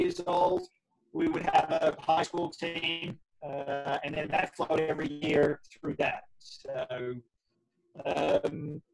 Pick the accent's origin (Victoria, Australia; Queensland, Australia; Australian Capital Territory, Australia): Australian Capital Territory, Australia; Canberra; moved away as an adult; also born or lived in Canada / New York; I grew up in the capital of Australia, Canberra